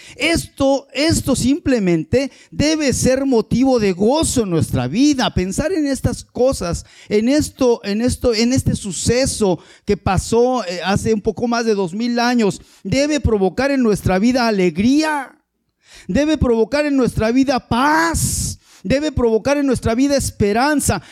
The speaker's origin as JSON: {"language": "Spanish", "country": "Mexico"}